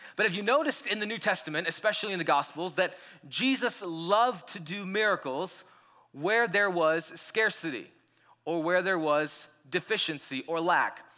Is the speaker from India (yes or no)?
yes; India; now in Colorado, United States; when I was growing up in India